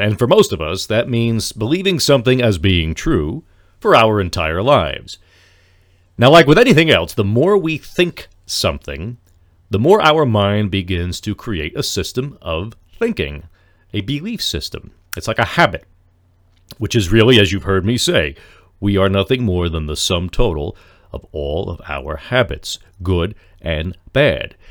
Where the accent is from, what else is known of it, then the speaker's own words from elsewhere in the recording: Lyndhurst, New Jersey, United States; my hometown here of Lyndhurst becomes a nice, quiet place to live